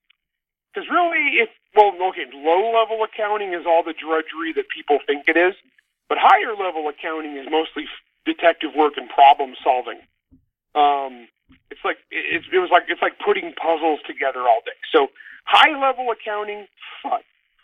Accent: a little Portuguese town, Grapes of Wrath home area, California, United States; I grew up in an environment, it was all Portuguese. We were all Portuguese kids, and it was a little Portuguese town

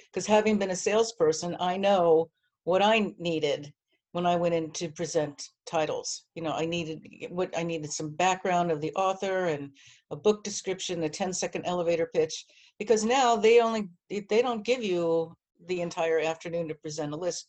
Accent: New Jersey, United States; also born or lived in Miami, Florida; now in New York, United States; I'm from New Jersey

